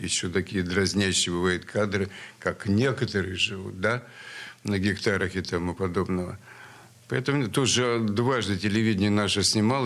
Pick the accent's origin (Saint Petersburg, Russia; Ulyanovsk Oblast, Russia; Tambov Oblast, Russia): Saint Petersburg, Russia; born or raised there; also born or lived in Sverdlovsk (Yekaterinburg)